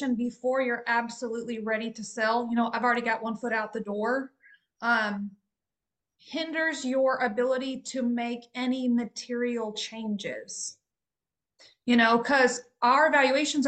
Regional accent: Texas, United States; As the Texan on the call

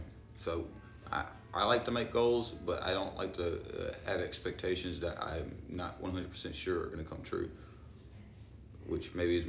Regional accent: Shreveport, Louisiana, United States; also born or lived in Minden, Louisiana; Born and raised Webster Parish, Shreveport, Louisiana. Actually, Minden, but I grew up in Shreveport.

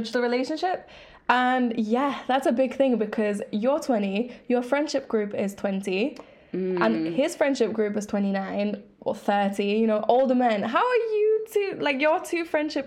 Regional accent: England, United Kingdom; also born or lived in Greece; I'm from Greece, but I've grown up in England.

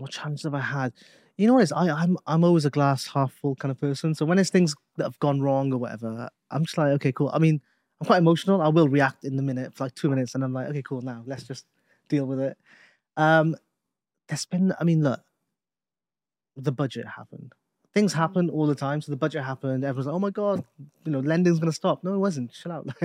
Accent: Newport, Wales, United Kingdom; We're both from Newport. We're both from the same city.

